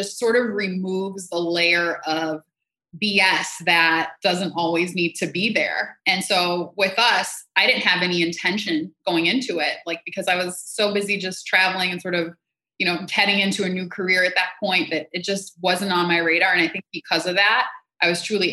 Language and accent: English; Minneapolis, Minnesota, United States; also born or lived in Jamaica / San Francisco / Puerto Rico; now in New York, United States; I am originally from Jamaica, but I grew up in Minneapolis and most recently was in New York